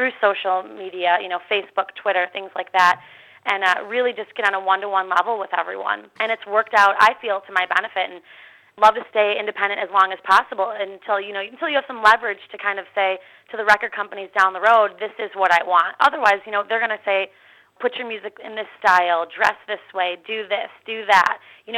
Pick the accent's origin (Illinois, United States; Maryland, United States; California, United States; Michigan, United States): Illinois, United States; Chicago; moved away as an adult; now in Nashville, United States; the summer that we have here in Chicago